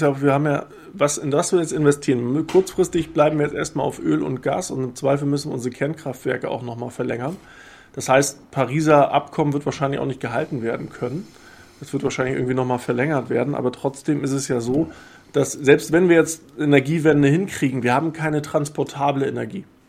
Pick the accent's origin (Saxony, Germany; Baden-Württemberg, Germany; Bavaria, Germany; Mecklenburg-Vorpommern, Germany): Mecklenburg-Vorpommern, Germany; Rostock; als Ostdeutscher, der äh, in Rostock geboren ist